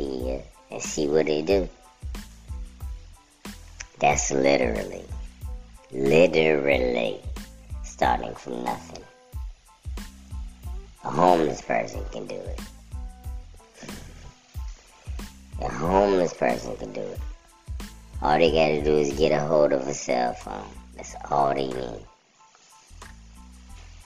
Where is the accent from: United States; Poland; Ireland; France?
United States; California; I grew up there in California